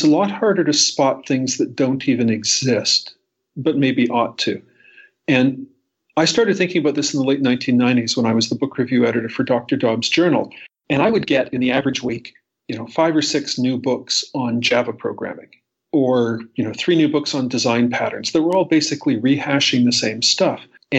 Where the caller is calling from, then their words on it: Toronto, Ontario, Canada; I'm calling in from Toronto, Canada, where it snowed again.